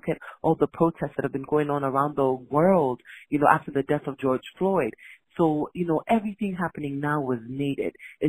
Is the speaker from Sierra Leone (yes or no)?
yes; Freetown, Western Area, Sierra Leone; And I'm from Freetown, Sierra Leone in West Africa.